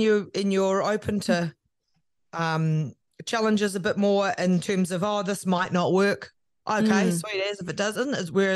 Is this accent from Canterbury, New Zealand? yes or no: yes; Christchurch, Canterbury, New Zealand; also born or lived in Waikuku Beach; we grew up in South Brighton and Christchurch and then out at Waikuku Beach in North Canterbury.